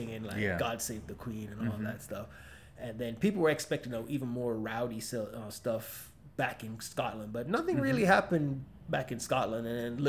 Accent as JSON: {"language": "English", "country": "Jamaica", "moved": "yes", "lives_now": "United States", "said": "I am from a former colony of Britain. I'm from Jamaica."}